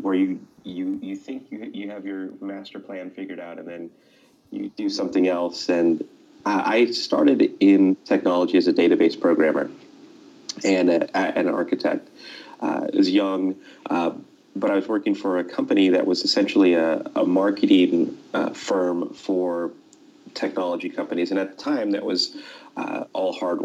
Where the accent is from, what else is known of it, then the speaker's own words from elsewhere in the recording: Los Angeles, California, United States; also born or lived in Silicon Valley; I grew up in Los Angeles, actually, where I am right now as we speak